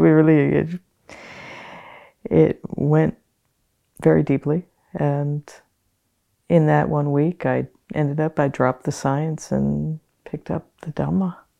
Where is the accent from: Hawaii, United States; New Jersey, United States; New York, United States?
Hawaii, United States; Hawaiian Islands, United States; moved away as an adult; also born or lived in Canada / New Zealand; I was born and raised in the Hawaiian Islands